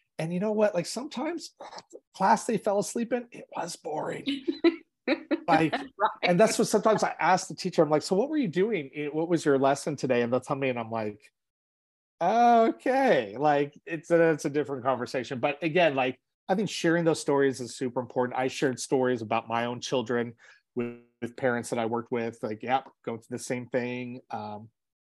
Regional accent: Los Angeles, California, United States; growing up in Los Angeles, my school did not have air conditioning

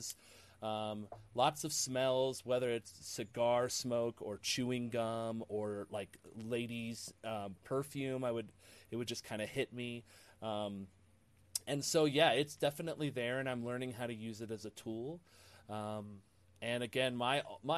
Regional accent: Ohio, United States; I grew up in Ohio, really close to the Underground Railroad.

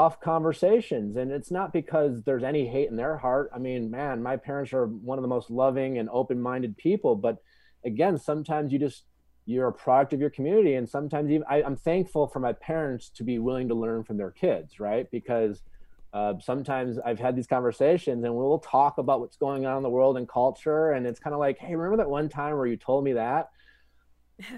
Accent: Milwaukee, Wisconsin, United States; now in Los Angeles, United States; I grew up in Wisconsin, Milwaukee

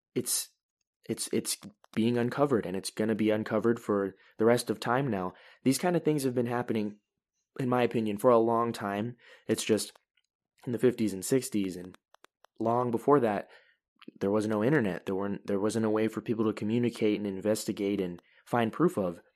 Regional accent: United States; I'm an American

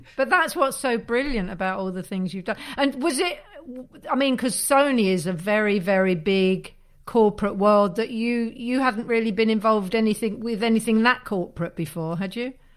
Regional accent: Leeds, Yorkshire and the Humber, United Kingdom; I'm from Leeds

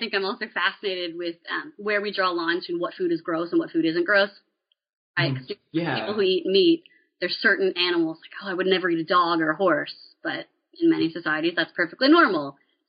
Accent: Maryland, United States; and I grew up in Appalachian Western Maryland.

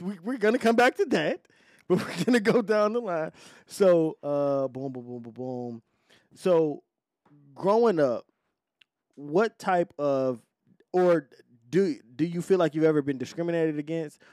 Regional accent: Detroit, Michigan, United States; I'm from Detroit.

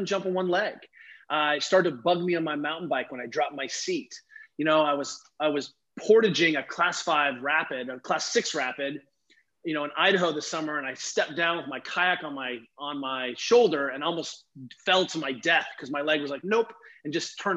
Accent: Germany; I grew up racing skiing in Germany

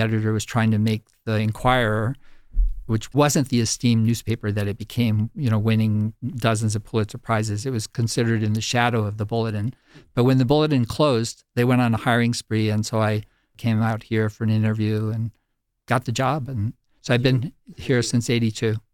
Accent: New York City, New York, United States; growing up in Manhattan

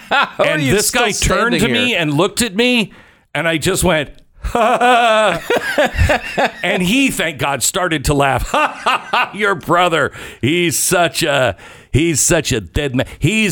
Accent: Seattle, Washington, United States; moved away as an adult; also born or lived in Louisville, Kentucky / New Haven, Connecticut; I grew up in Seattle

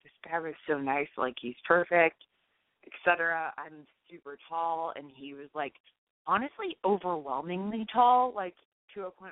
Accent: Boston, Massachusetts, United States; moved away; also born or lived in Connecticut; I am from Connecticut, originally Boston, hence the area code.

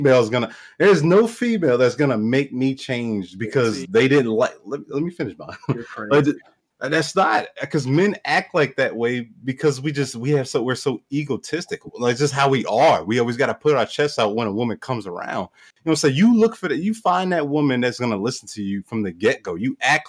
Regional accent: Wisconsin, United States; now in West Virginia, United States; I'm from Wisconsin. I live in West Virginia

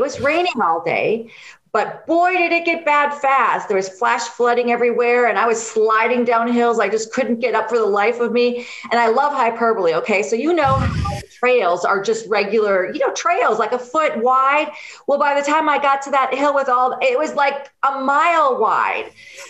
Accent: Wisconsin, United States; I'm from Wisconsin. I've lived all over

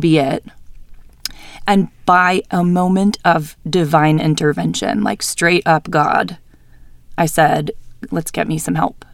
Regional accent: New Hampshire, United States; now in Salt Lake City, United States; I was born and raised in New Hampshire. I lived there my whole life.

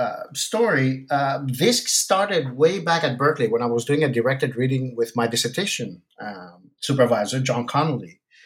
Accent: Athens, Attica, Greece; English is a second language; now in United States; So I'm originally Greek from Athens, but I did all my studies in the United States.

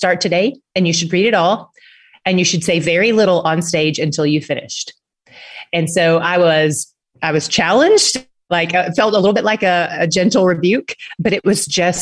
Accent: Tennessee, United States; now in Dallas, United States; I live in Dallas. I am from Tennessee, but I've been in Texas for a few years

